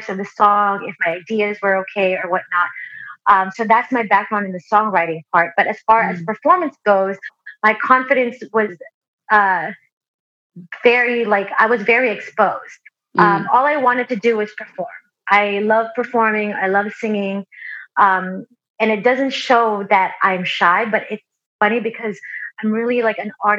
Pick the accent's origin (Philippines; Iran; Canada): Philippines; now in United States; I was born in the Philippines and I've always been a singer. I grew up all throughout elementary, down to the time that I moved to the U.S.